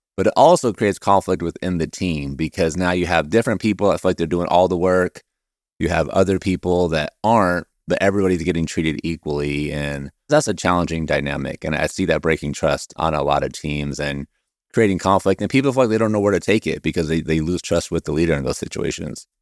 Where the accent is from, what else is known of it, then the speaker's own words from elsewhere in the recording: Oregon, United States; I'm from Oregon, huge Blazer fan